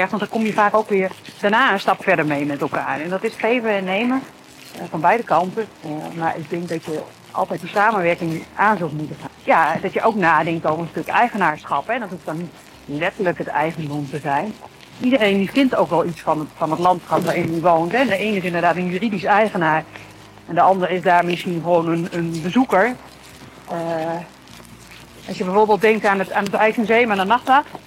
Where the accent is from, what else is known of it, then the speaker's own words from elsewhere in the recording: Groningen, Netherlands; Maar Zeeland voelt als thuis. Als Groninger van de zeeklei.